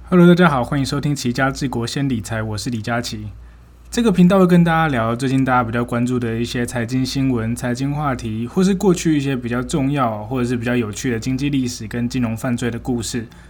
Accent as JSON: {"language": "Chinese", "region": "Taichung", "country": "Taiwan", "said": "我国中高中念的是台中的一间私校"}